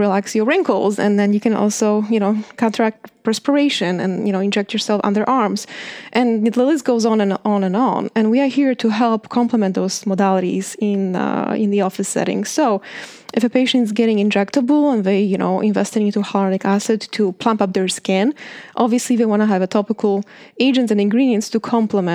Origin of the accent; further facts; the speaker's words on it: Poland; moved away; I grew up in Poland